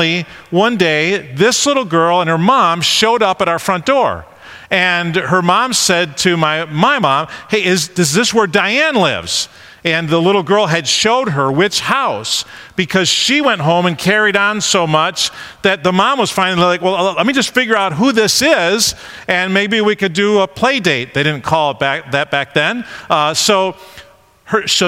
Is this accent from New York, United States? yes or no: yes; Rochester area, New York, United States; also born or lived in Honeoye, New York / Avon, New York; we moved out of downtown Rochester and moved to this little town called Honeoy, New York